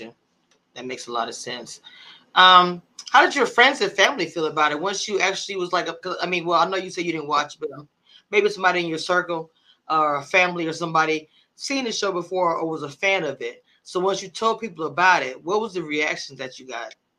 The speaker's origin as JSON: {"language": "English", "area": "small town near Shreveport", "region": "Louisiana", "country": "United States", "tie": "born or raised there", "said": "I'm from a small town called Nagas, and Shreveport is a city."}